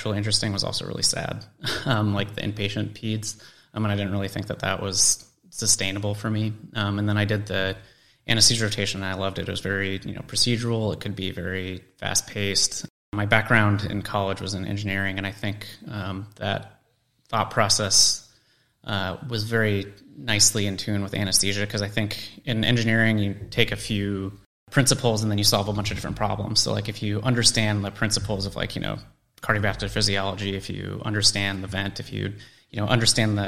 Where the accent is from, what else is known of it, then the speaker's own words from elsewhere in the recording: Colorado, United States; I grew up in Colorado